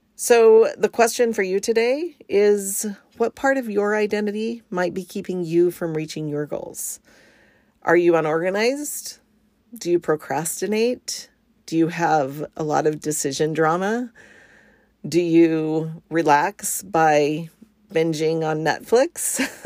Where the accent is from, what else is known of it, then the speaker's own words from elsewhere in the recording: Arizona, United States; moved away as an adult; also born or lived in New Jersey; now in Washington, United States; I was born in New Jersey and my family moved to Arizona when I was pretty young. And so although I wasn't born there, I kind of feel like an Arizona native, and I lived there for most of my childhood